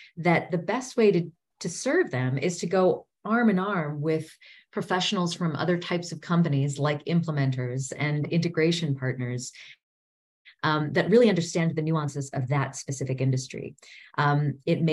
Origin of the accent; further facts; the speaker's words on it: United States; moved away as an adult; also born or lived in South Africa; as an American returning to her native soil after, a decade and a half away